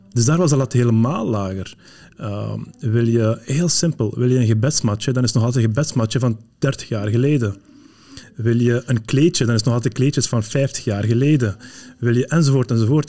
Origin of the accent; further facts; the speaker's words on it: Flanders, Belgium; also born or lived in Morocco; ik ik ben opgegroeid in, in, in, Vlaanderen, maar ik ben geboren in Marokko.